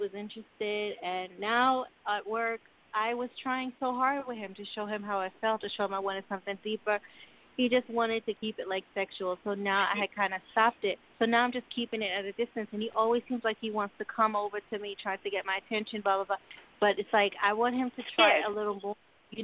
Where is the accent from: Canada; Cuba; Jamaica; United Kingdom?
Jamaica; now in Huntington, United States; I'm originally from Jamaica, and I'm calling from New York, from Long Island, New York.